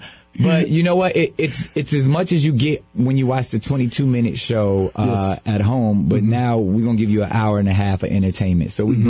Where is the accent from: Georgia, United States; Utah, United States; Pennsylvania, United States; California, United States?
California, United States; San Diego; Our next one is in San Diego, California, my hometown.